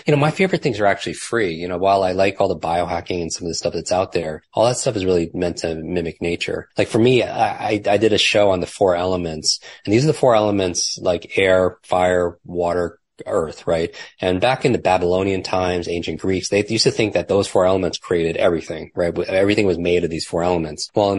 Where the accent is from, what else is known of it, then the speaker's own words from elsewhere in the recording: Northeast, United States; I grew up in the Northeast. Yeah. Yep. Don't love the cold, but.